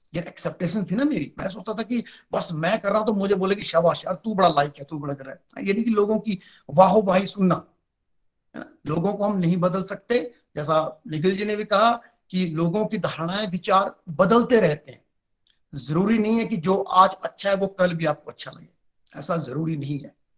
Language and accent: Hindi; Chamba, Himachal Pradesh, India; मैं डिस्ट्रिक्ट चंबा से बिलोंग करता हूँ